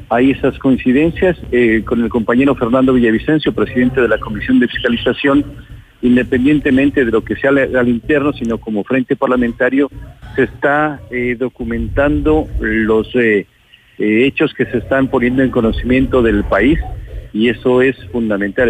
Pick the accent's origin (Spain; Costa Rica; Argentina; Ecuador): Ecuador; como ecuatorianos